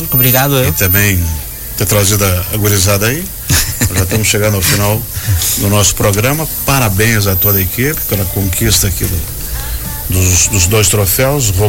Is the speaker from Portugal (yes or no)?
no; Cuba; now in Joinville, Brazil; Sou cubano.